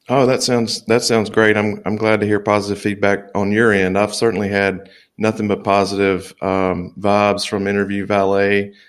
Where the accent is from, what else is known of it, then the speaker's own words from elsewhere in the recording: Louisiana, United States; moved away as an adult; also born or lived in Dallas, Texas; now in Mobile, Alabama, United States; I'm originally from Louisiana. I haven't really traveled out of the South too much